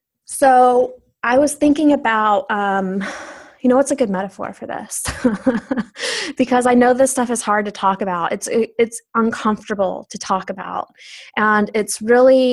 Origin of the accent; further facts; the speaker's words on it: the South, United States; growing up in the South